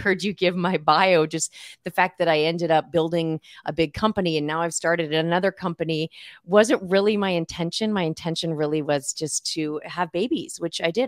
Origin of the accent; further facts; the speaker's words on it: Southern California, United States; moved away as an adult; now in Chico, United States; I grew up in Southern California